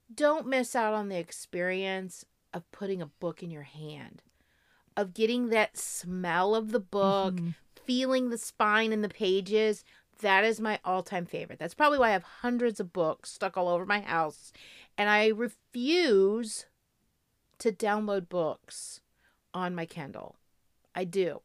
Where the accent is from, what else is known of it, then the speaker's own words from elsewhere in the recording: Florida, United States; I'm from Florida.